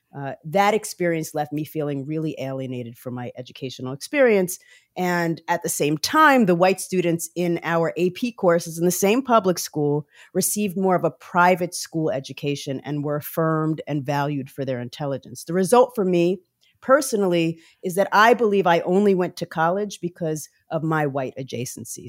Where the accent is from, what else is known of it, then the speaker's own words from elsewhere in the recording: Montclair, New Jersey, United States; also born or lived in Brooklyn, New York; I'm originally from Brooklyn, New York, but grew up primarily in Montclair, New Jersey